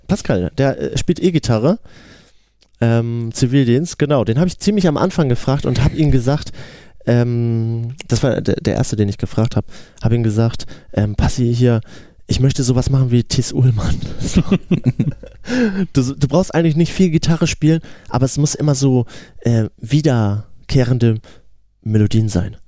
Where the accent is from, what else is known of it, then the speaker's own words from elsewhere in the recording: Geesthacht, Schleswig-Holstein, Germany; Wir sind eine Hamburger Band, aber wir kommen ja eigentlich ein bisschen außerhalb aus Geestacht